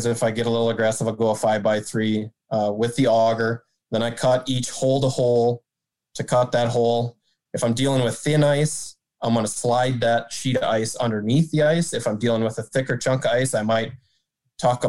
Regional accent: Marshall, Minnesota, United States; now in East Grand Forks, United States; So I grew up in Southwest Minnesota, Marshall, Minnesota. I currently reside in East Grand Forks, Minnesota

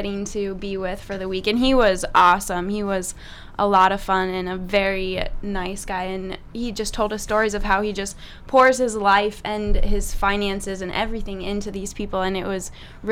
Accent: Sioux City, Iowa, United States; I am originally from Sioux City, Iowa

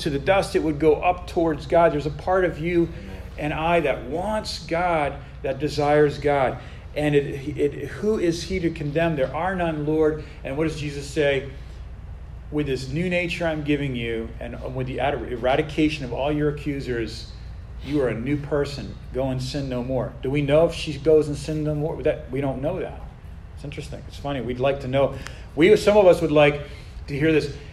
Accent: United States; we as American Christians

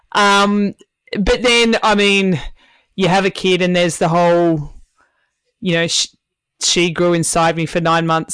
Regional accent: Tasmania, Australia; moved away as an adult; I moved away from Tasmania when I was 21

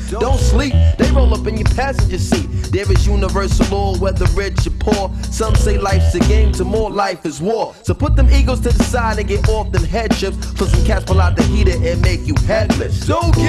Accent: Brooklyn, New York, United States; Now I like to have nice things just like you, but I'm from Brooklyn.

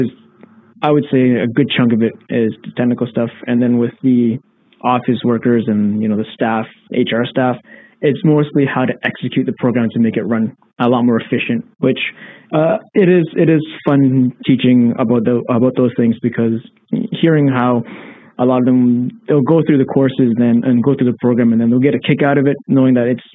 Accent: Canada; being Canadian

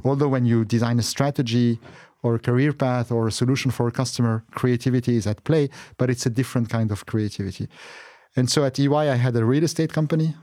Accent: Beirut, Beirut Governorate, Lebanon; moved away; also born or lived in Qatar; as a child, I was born in Beirut, Lebanon

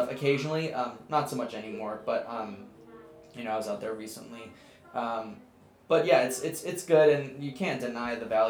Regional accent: Naperville, Illinois, United States; also born or lived in Chicago; From where we grew up in Naperville.

